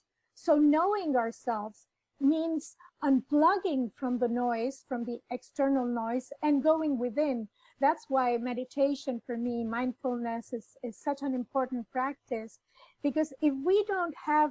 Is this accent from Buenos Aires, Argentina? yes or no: yes; Buenos Aires, Argentina; I was born in Buenos Aires in Argentina